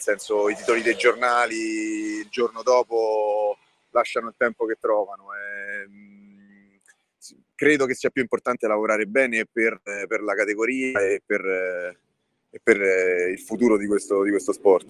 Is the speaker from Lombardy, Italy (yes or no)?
no; Tivoli, Lazio, Italy; io sono nato e cresciuto a Tivoli